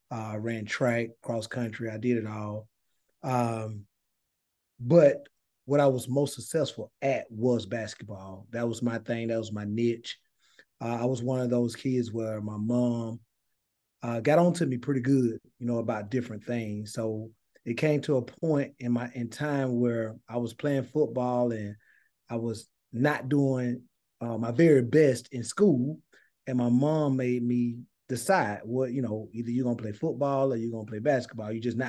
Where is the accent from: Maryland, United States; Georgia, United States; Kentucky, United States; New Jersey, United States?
Georgia, United States; Thomasville; some familiar names that you may know that came from Thomasville, Georgia, but that's where I'm from. I grew up in Thomasville.